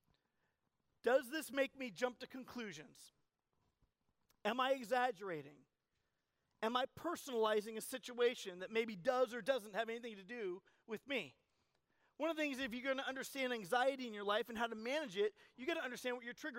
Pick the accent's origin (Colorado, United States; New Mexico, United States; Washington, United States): Colorado, United States; I'm from Colorado